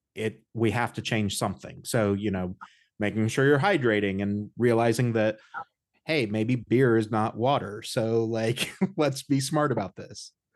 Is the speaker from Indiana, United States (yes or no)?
yes; Indiana, United States; I grew up in the Midwest. I'm from Indiana